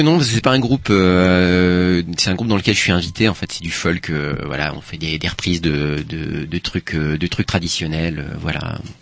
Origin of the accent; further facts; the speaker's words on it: Paimpol, Brittany, France; also born or lived in Rennes; moi je viens d'un une petite ville portuaire qui s'appelle Paimpol